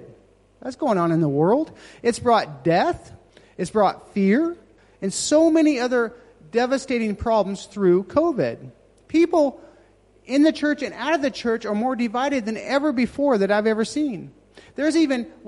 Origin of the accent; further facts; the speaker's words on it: Nevada, United States; moved away; I started with my hometown. I'm actually from Nevada.